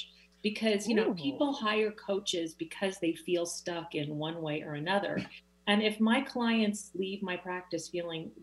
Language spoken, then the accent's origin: English; Philadelphia, Pennsylvania, United States; now in Seattle, United States; I'm from Philadelphia